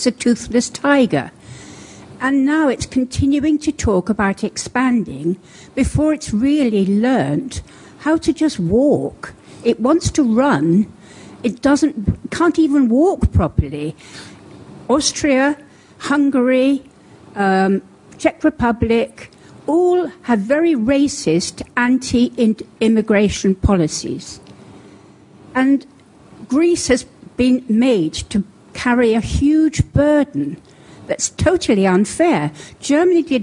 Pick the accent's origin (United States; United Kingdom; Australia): United Kingdom; I'm British, but I feel European.